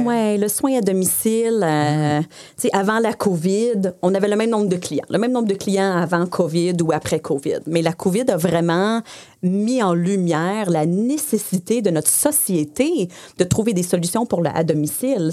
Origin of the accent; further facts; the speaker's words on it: Saint-Bruno-de-Montarville, Quebec, Canada; first language English; French is a second language; je viens de Saint-Bruno. Euh, j'ai fait toute mon école en anglais. Euh, mes parents sont anglophones